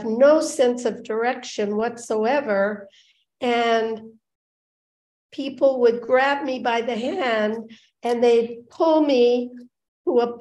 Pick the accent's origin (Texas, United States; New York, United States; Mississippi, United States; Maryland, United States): New York, United States; upstate; also born or lived in Denver, Colorado; I grew up in upstate New York, and I had a wonderful childhood